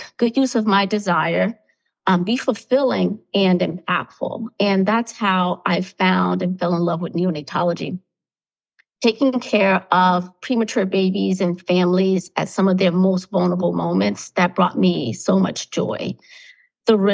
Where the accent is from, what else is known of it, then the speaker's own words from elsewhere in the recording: Newark, New Jersey, United States; I grew up in Newark, New Jersey, in a household of 3 to 4 generations.